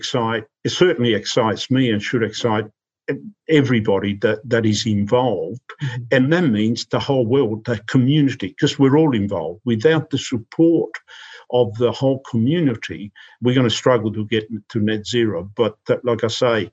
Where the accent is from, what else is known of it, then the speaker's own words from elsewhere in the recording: Australia; now in United Kingdom; I'm an Australian